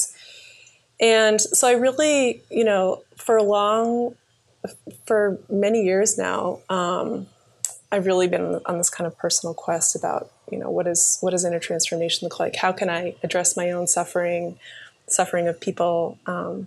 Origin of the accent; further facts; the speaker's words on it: Cape Cod, Massachusetts, United States; also born or lived in Plymouth, Massachusetts; So I was actually born in Plymouth, Massachusetts. place where the pilgrims landed. And I grew up in on Cape Cod